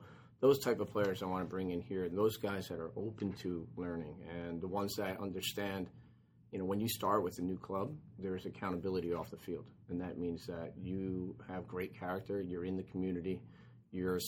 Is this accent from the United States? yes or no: yes; United States; moved away as an adult; being in the English League as an American player